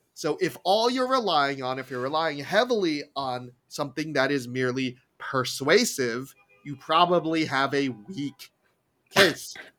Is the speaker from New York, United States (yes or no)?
yes; New York, United States; growing up in Apple Country in New York